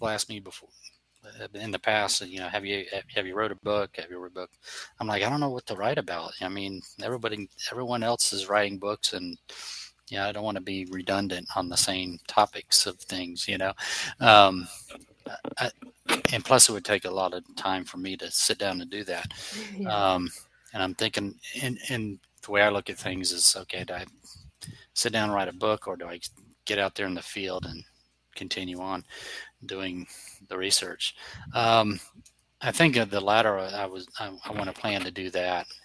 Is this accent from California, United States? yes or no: no; Florida, United States; also born or lived in Milford, Connecticut / North Carolina; So I know nothing but Florida and a little bit of North Carolina because I lived up there for a while